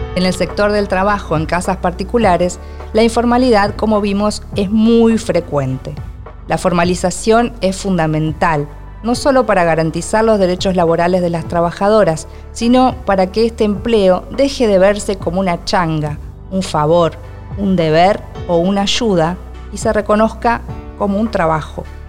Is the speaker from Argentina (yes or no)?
yes; Argentina; soy argentina y escritora